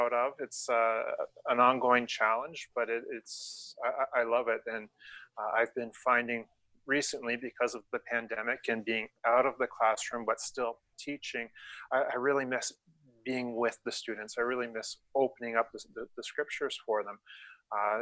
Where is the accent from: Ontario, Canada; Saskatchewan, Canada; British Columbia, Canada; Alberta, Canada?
Ontario, Canada; Toronto; also born or lived in France / Belgium; I grew up in the Toronto area, so a predominantly English-speaking area